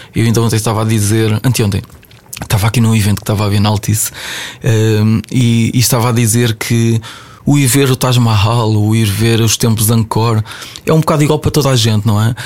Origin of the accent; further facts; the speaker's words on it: Ovar, Aveiro District, Portugal; me levou de Ovar, de onde eu sou, até Macau.